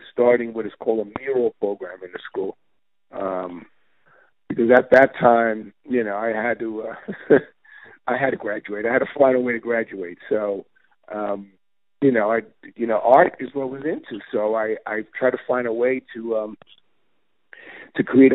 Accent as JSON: {"language": "English", "town": "New York City", "region": "New York", "country": "United States", "tie": "born or raised there", "said": "growing up in East New York, we would just be on rooftops with pigeon coops and just benching trains all day"}